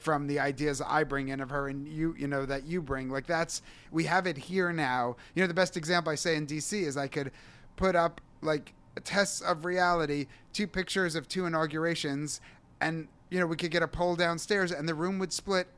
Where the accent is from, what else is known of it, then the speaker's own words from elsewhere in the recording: New York City, New York, United States; moved away as an adult; also born or lived in Israel; then I moved back to New York City